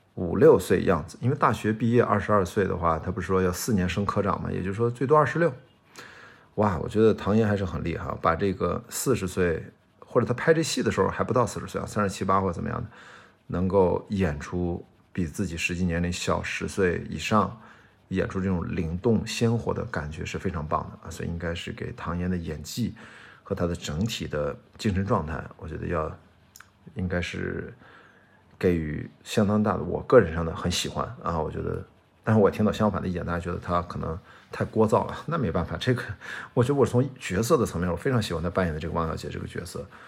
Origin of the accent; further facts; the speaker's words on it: Qingdao, Shandong, China; moved away as an adult; 我十八岁之前，我在青岛长大